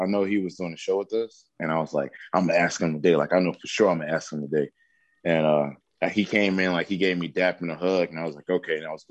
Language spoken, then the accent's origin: English; New Orleans, Louisiana, United States; I'm from Louisiana, New Orleans, Louisiana.